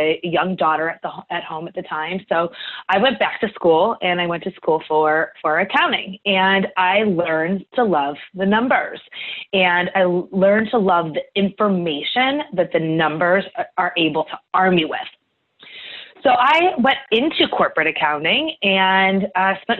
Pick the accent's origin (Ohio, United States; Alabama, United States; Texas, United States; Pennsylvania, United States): Ohio, United States; Cleveland; So I grew up in Cleveland, Ohio